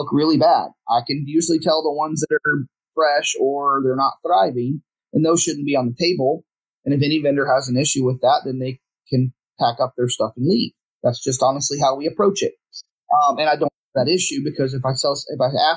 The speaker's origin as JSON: {"language": "English", "town": "Houston", "region": "Texas", "country": "United States", "tie": "born or raised there", "moved": "as an adult", "lives_now": "Dallas, United States", "said": "I'm born, I'm from here. I'm from Houston area, but I live in Dallas now."}